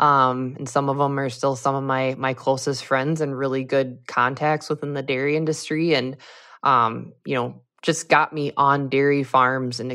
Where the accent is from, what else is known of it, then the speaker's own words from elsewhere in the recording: Nicollet, Minnesota, United States; growing up, there was a lot of dairy in the area that I grew up. I'm originally from Nicollet, Minnesota, which is a teeny tiny town in south central Minnesota.